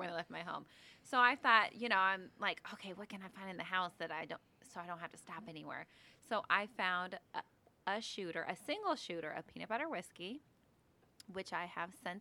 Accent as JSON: {"language": "English", "town": "Omaha", "region": "Nebraska", "country": "United States", "said": "we're from Omaha, Nebraska, here, living here still today"}